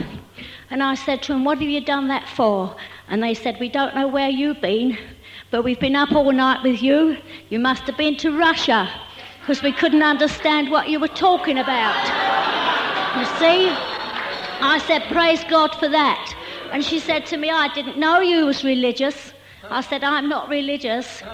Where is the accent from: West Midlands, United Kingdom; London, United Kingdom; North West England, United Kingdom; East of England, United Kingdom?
London, United Kingdom; now in Maidstone, United Kingdom; We lived in Maidstone. We still live in Maidstone, but we come from London